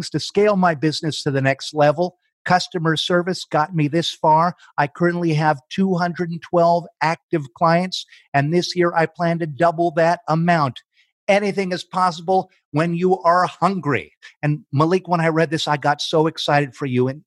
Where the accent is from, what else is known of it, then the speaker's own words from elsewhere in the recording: Jackson, Michigan, United States; also born or lived in Detroit, Michigan; I'm from Jackson, Michigan.